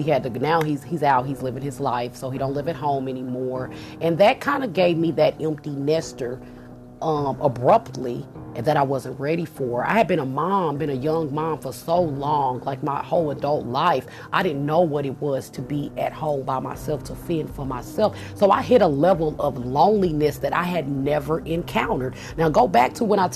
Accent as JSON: {"language": "English", "town": "Kansas City", "country": "United States", "moved": "as an adult", "said": "I was still living in my home state in KC"}